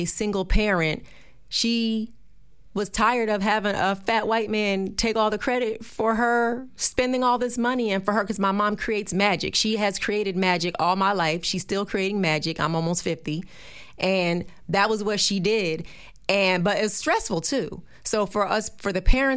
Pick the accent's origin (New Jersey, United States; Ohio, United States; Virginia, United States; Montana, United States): New Jersey, United States; I'm from Jersey